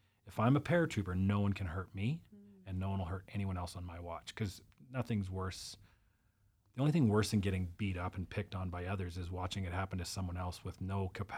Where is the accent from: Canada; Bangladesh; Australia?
Canada; British Columbia; So my mom's American. I was born in Canada and it was just us.